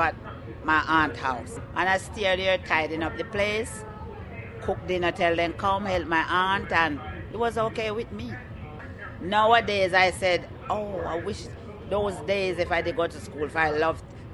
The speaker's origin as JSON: {"language": "English", "country": "Jamaica", "tie": "born or raised there", "moved": "as an adult", "said": "I was born in Jamaica"}